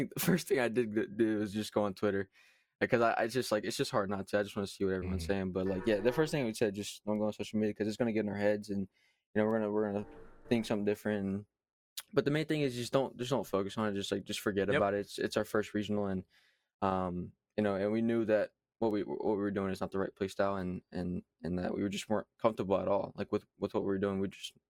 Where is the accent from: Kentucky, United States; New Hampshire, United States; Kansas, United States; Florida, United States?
Kentucky, United States; accent: southern; I am from Kentucky, so that's where I'm from.